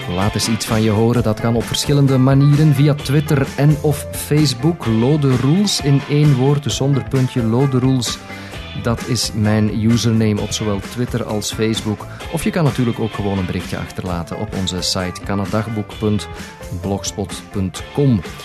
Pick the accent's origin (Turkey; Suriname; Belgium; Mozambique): Belgium; Flanders; moved away as an adult; also born or lived in New Brunswick, Canada; now in Brampton, Canada; als Vlaming, als Belg